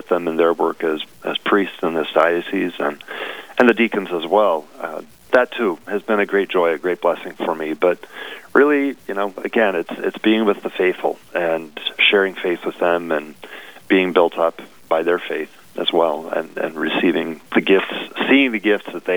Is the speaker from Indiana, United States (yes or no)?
no; Nebraska, United States; moved away as an adult; now in Fargo, United States; I was from Nebraska, so I knew Midwest life, I knew rural life